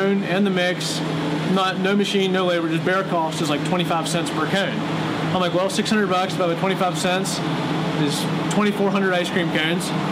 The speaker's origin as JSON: {"language": "English", "region": "Virginia", "country": "United States", "tie": "born or raised there", "moved": "as an adult"}